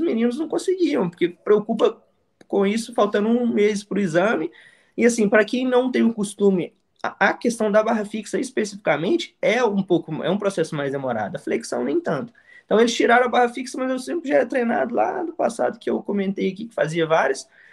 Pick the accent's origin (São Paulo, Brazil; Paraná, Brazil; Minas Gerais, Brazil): Minas Gerais, Brazil; São João del Rei; also born or lived in interior of Rio de Janeiro; now in Rio de Janeiro, Brazil; sou do interior de, de Minas Gerais, uma cidade chamada São João del Rei. Uma cidade bem tranquila, então sempre foi aquele menino de soltar pipa na rua